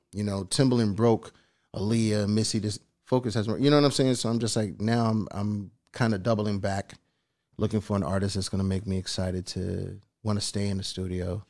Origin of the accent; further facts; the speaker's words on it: East Coast, United States; I'm from the East Coast